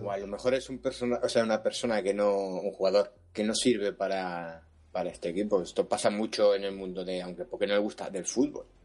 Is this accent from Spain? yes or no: yes; Valencian Community, Spain; siendo valenciano